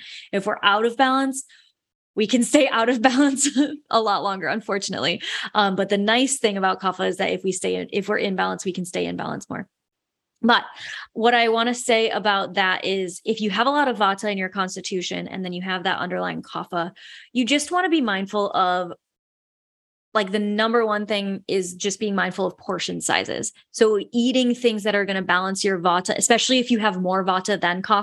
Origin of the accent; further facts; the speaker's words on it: West Michigan, United States; I'm from West Michigan. It's like a lot of Dutch people, and it's a very Dutch thing to like not waste things. I grew up with that as well.